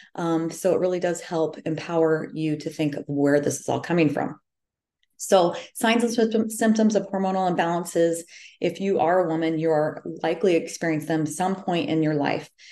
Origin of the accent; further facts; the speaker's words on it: central Iowa, United States; I am from the Midwest um, right smack in the middle of Iowa.